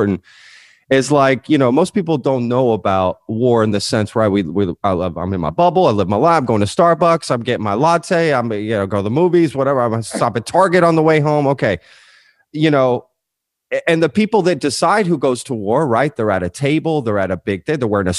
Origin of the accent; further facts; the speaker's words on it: Hurst-Euless-Bedford, Dallas-Fort Worth area, Texas, United States; also born or lived in Spain; I grew up in the DFW area, Dallas, Fort Worth